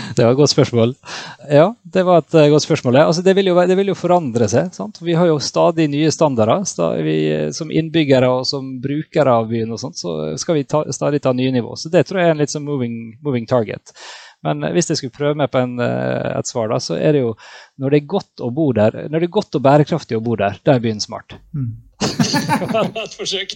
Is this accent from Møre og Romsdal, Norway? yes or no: yes; Ålesund, Møre og Romsdal, Norway; Jeg kommer jo fra Ålesund, som noen kanskje hører, og her er vi glad i ferger